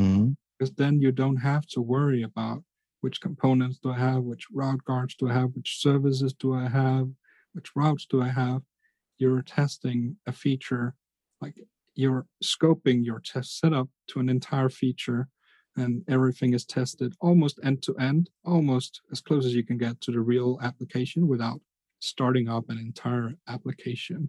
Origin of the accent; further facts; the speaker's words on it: Denmark; I'm from Denmark